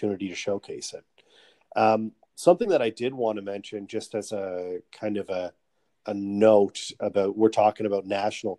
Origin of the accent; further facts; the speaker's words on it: Canada; as a Canadian myself